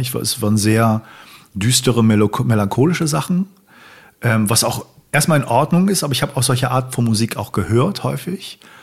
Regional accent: Hamburg, Germany; ich bin in Hamburg aufgewachsen.

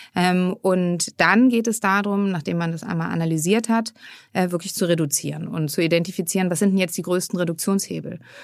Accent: Hamburg, Germany; moved away as an adult; also born or lived in Freiburg / Frankfurt; ich komme ursprünglich aus Hamburg

